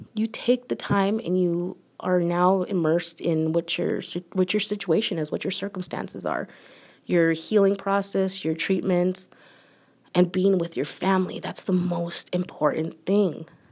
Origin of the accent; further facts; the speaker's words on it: United States; I'm an American, born and raised.